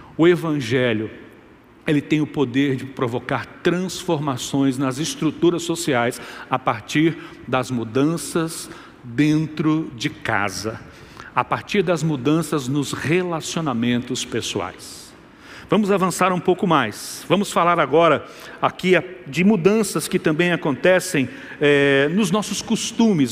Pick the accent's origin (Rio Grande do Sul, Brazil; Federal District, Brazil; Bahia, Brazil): Bahia, Brazil; Salvador; Nós somos brasileiros, baianos, soteropolitanos, no nosso caso aqui de Igreja Batista Metropolitana